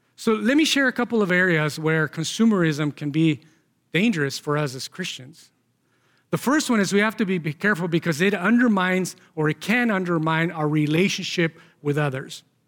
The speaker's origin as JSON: {"language": "English", "country": "Mexico", "tie": "born or raised there", "moved": "yes", "said": "growing up in Mexico"}